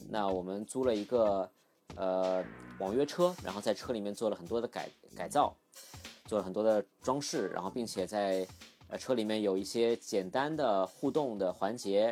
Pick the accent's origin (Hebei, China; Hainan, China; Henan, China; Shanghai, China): Shanghai, China; Shikumen; 因为自己小时候也是在石库门长大 然后拆迁之后搬出来的